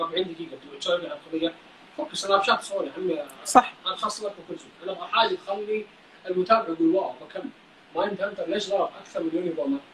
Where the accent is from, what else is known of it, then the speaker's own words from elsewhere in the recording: Saudi Arabia; عندنا في السعوديه هنا